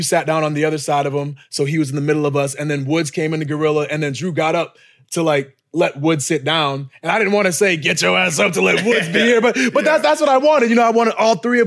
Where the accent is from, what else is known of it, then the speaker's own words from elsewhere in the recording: Boston, Massachusetts, United States; moved away; in Boston, my hometown, like my backyard